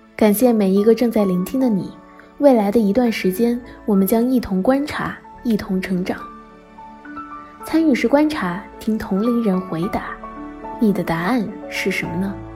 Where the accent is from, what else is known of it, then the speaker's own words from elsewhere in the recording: southeast coast, China; moved away as an adult; also born or lived in Beijing; 我从小在东南沿海的一座小城长大，后来去帝都完成了本科学业